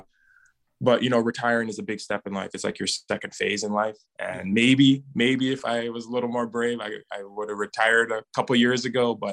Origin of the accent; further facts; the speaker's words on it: Edmonton, Alberta, Canada; my hometown is Edmonton